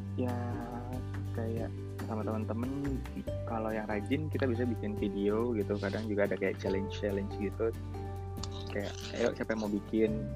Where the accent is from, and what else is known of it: Indonesia; now in Malaysia